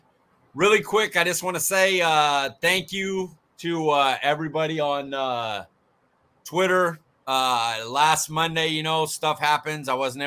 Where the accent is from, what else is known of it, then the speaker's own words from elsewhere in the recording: Fresno, California, United States; And I'm from Frisco or from California, Fresno.